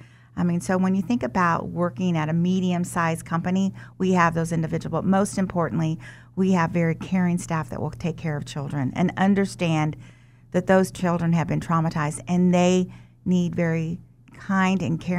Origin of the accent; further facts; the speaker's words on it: Wichita, Kansas, United States; also born or lived in Omaha, Nebraska; I was born in Omaha, Nebraska, but raised here in Wichita.